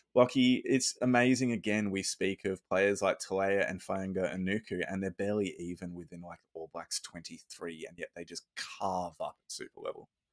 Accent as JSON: {"language": "English", "country": "Australia", "said": "I'm just gonna be a proud Aussie"}